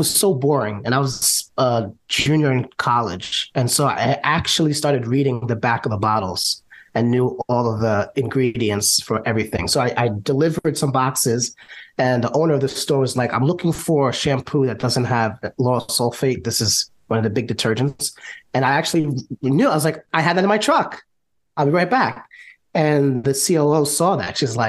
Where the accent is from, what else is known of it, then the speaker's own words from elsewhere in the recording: New York, United States; I'm born and raised in New York.